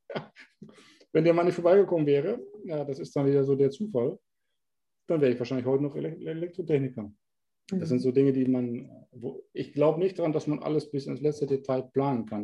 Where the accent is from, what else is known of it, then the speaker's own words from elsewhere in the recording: Germany; now in Netherlands; weil du Deutscher bist